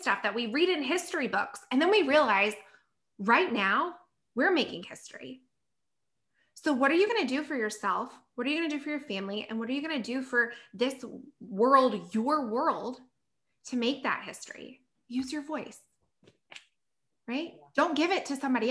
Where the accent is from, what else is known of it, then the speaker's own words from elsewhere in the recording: South Carolina, United States; moved away as an adult; now in Los Angeles, United States; I'm from South Carolina and I quit my job, left everything, like told my parents bye, and I moved to California